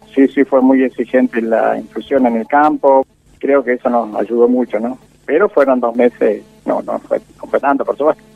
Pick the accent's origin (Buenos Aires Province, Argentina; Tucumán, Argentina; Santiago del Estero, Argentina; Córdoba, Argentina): Córdoba, Argentina; rural southeast; also born or lived in Calchaquí, Santa Fe; now in Justiniano Posse, Argentina; nos vinimos para la zona rural en sudeste de Córdoba. Y fui creciendo en zonas rurales